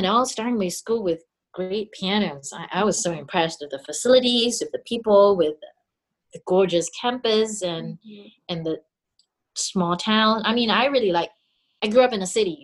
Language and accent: English; Singapore; moved away as an adult; I grew up in Singapore